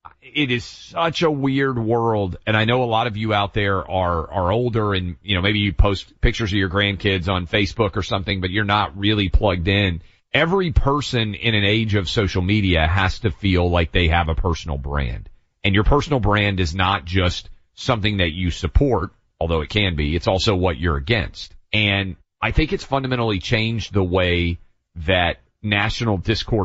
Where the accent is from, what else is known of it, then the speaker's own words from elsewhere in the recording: the South, United States; Jews around where I grew up in the South